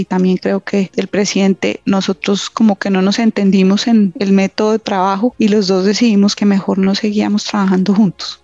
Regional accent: Colombia; moved away as an adult; se enfermó mi mamá y yo empecé a buscar trabajo en Colombia

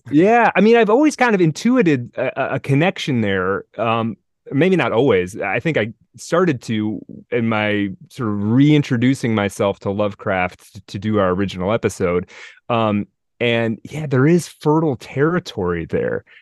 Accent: Midwest, United States; I'm a Midwesterner

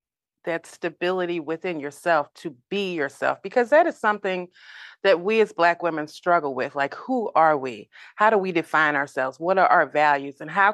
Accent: St. Louis, Missouri, United States; accent: Midwestern; And I'm from St. Louis.

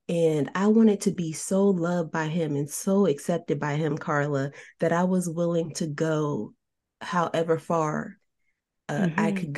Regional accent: New Jersey, United States; I was born and raised in New Jersey and grew up in different environments.

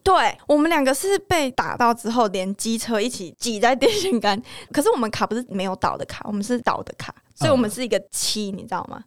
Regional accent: southern Taiwan, Taiwan; 我们南部人

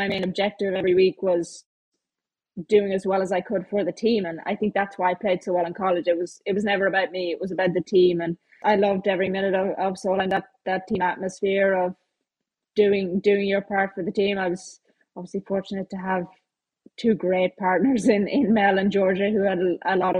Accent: Ireland; me being Irish

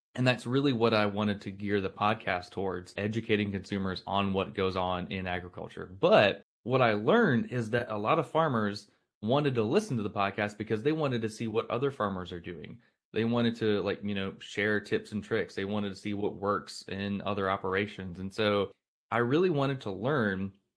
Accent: Blountstown, Florida, United States; also born or lived in Daytona Beach, Florida; I'm from Florida, lived in Florida my whole life, grew up in a little town called Bluntstown

